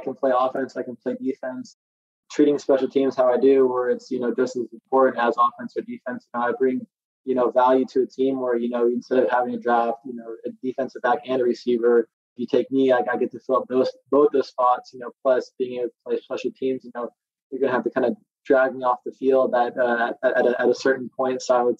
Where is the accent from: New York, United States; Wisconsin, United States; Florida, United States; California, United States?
California, United States; moved away as an adult; now in Texas, United States; Growing up in California